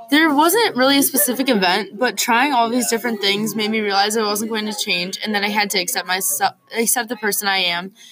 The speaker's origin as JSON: {"language": "English", "town": "Los Angeles", "region": "California", "country": "United States", "tie": "born or raised there", "said": "I am 25 years old and I grew up in Los Angeles and I've lived there all my life."}